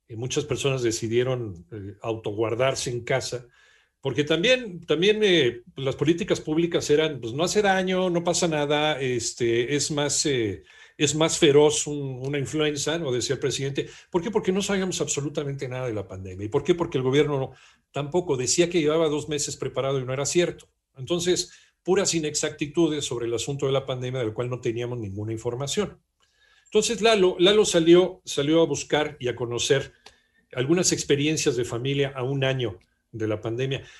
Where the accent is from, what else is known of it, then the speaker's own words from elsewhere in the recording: Mexico; nosotros como mexicanos